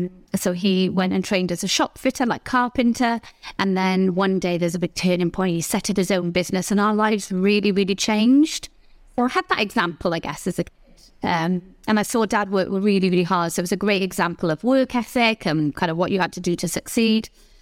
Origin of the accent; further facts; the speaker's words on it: Newport, Wales, United Kingdom; born there; Well, I was born in Wales, in South Wales, in a little place called Newport.